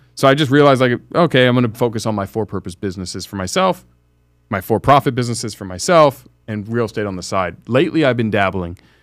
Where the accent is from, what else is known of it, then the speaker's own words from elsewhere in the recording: United States; being an American in this country